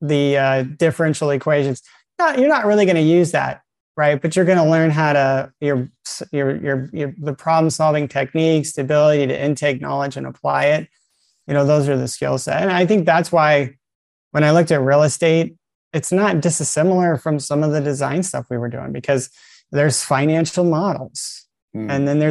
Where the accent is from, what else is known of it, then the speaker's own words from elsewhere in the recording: south side of Yosemite National Park, California, United States; also born or lived in Italy / Florida; most of my formative life was up in the mountains on the south side of Yosemite National Park